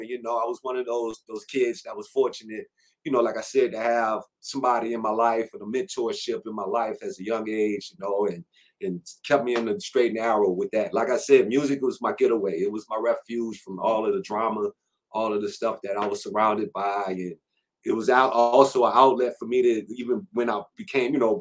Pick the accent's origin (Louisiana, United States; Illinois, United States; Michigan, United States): Louisiana, United States; New Orleans; I'm from New Orleans, Louisiana, Seventh Ward to be exact